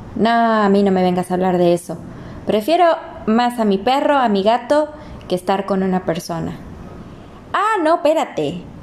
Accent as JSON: {"language": "Spanish", "town": "Ciudad Victoria", "region": "Tamaulipas", "country": "Mexico", "said": "somos de Tamaulipas, de Ciudad Victoria"}